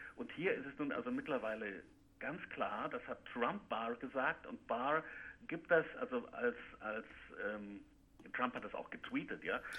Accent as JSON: {"language": "German", "country": "United States", "second_language": "German", "said": "bei uns in Amerika"}